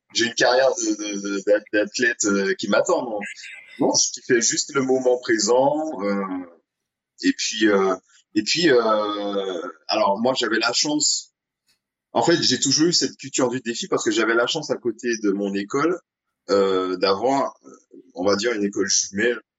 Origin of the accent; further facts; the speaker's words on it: Saint-Esprit, Martinique; j'ai grandi au Saint-Esprit qui est deux villes en dessous du Lamentin